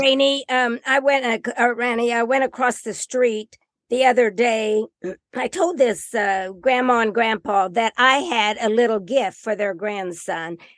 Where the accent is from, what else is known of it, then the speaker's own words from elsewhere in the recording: Indiana, United States; I'm from Indiana